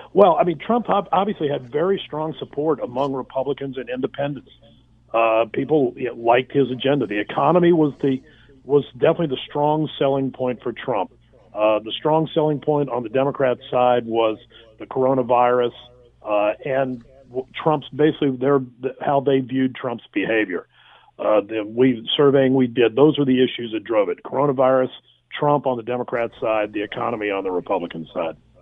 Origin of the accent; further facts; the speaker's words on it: United States; as an American citizen